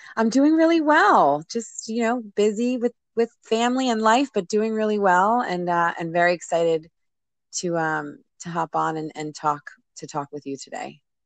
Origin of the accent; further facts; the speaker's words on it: New Jersey, United States; I grew up in New Jersey